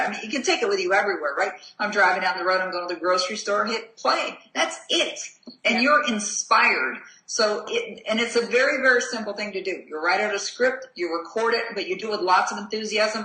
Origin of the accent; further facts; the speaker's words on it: Canada; I'm a Canadian, you know, living in a small town in, in Canada.